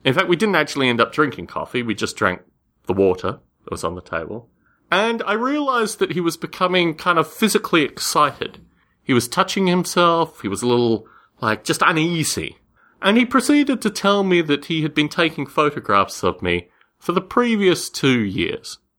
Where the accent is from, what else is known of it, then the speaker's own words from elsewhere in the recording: Australia; When I was a kid growing up in Australia